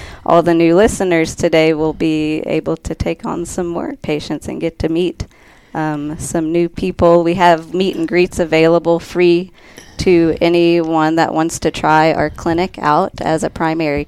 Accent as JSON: {"language": "English", "region": "South Louisiana", "country": "United States", "moved": "as an adult", "lives_now": "Colorado, United States", "said": "I'm originally from South Louisiana. I'm a Cajun girl."}